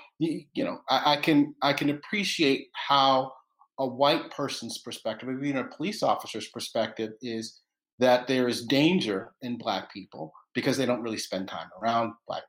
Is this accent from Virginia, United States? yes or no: yes; Roanoke, Virginia, United States; I was born in Williamsburg, grew up in Roanoke, Virginia, which is a predominantly white town, but I grew up in the predominantly black area of Roanoke, Virginia.